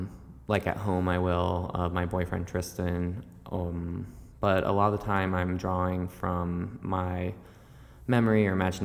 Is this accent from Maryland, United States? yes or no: yes; Tracy's Landing, Maryland, United States; now in New York, United States; I grew up in Tracy's Landing, Maryland. Mm-hmm. So it's a pretty rural part of the country. It's like an hour south of Baltimore.